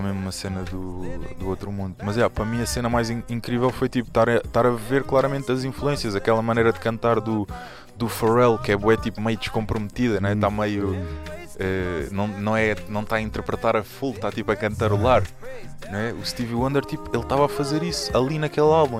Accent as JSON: {"language": "Portuguese", "country": "Portugal", "tie": "born or raised there", "said": "estou uh, em Portugal, nasci em Portugal"}